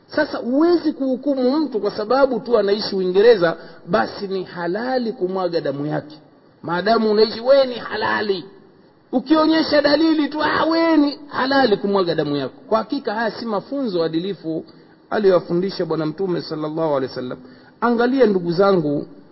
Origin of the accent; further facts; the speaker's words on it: Tanga, Tanga Region, Tanzania; kule kwetu tanga